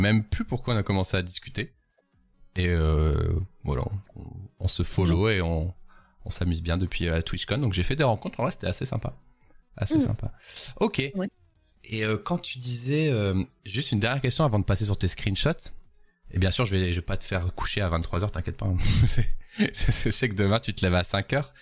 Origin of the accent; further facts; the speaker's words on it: Lille, Hauts-de-France, France; je suis lillois